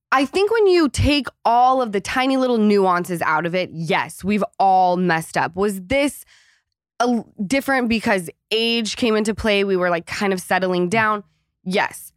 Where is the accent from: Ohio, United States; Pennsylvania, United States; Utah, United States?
Utah, United States; moved away; coming from Utah